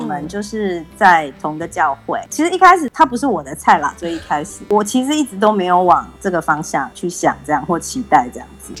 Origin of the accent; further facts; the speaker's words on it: Taiwan; 后来我回台湾之后